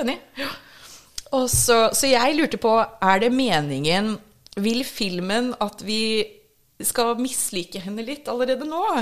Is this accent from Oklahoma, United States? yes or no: no; Minnesota, United States; first language English; Norwegian is a second language; now in Norway; Jeg har vokst opp i Minnesota